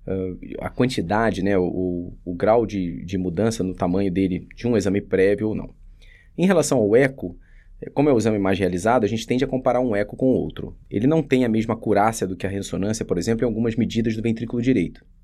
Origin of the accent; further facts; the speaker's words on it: Rio de Janeiro, Brazil; now in São Paulo, Brazil; Então, eu vim do Rio para fazer cardiologia aqui em São Paulo, eh, classifiquei para o Dante, isso foi em 2007.